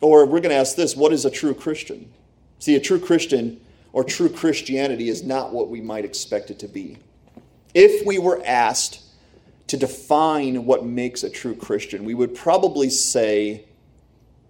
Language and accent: English; Pennsylvania, United States; also born or lived in Michigan; I grew up here